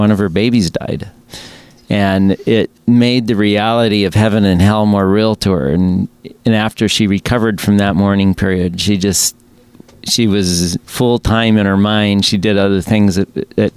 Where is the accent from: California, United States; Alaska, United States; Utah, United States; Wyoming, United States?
Alaska, United States; moved away as an adult; also born or lived in Seattle; I grew up in Alaska, came to Seattle.